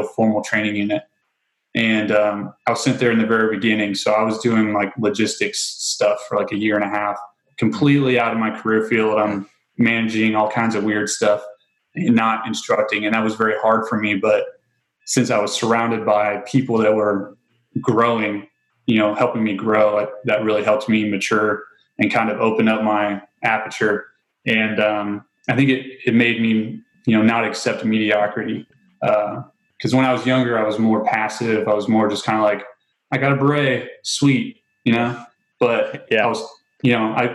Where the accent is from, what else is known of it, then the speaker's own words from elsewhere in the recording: near Grissom Air Force Base, Indiana, United States; moved away; I grew up surrounded by cornfields in Indiana.